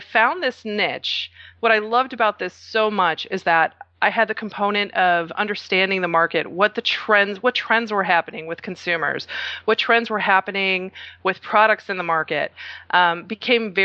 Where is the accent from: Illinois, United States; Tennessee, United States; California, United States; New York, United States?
Illinois, United States; Chicago; I'm originally from Chicago, but my parents are from Croatia